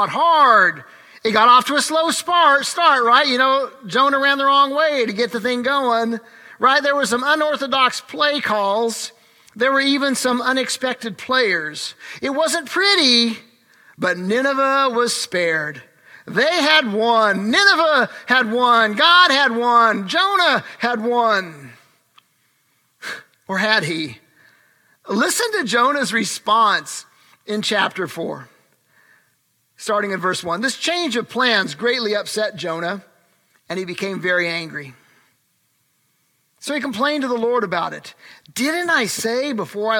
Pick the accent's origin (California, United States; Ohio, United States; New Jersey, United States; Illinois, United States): Illinois, United States; Urbana; my youth group growing up in Urbana, Illinois